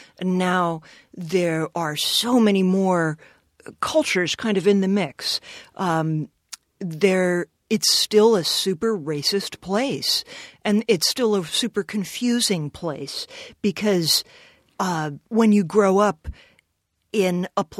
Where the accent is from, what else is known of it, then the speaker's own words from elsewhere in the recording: Richmond, Virginia, United States; moved away; also born or lived in rural Utah; I'm from Richmond, Virginia. I was born there.